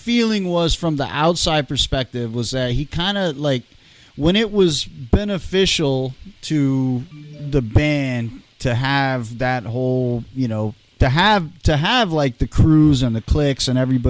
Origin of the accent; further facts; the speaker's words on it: California, United States; I was telling these guys growing up in California, like, gang culture, like, permeated everything in California.